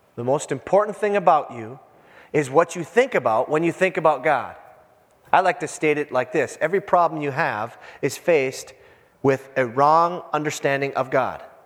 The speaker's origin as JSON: {"language": "English", "area": "Iron Range", "region": "Minnesota", "country": "United States", "said": "I'm from the Iron Range"}